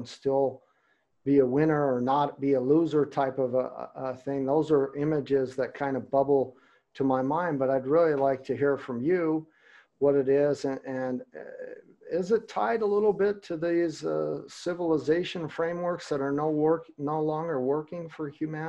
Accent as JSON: {"language": "English", "country": "United States", "said": "as an American who speaks German"}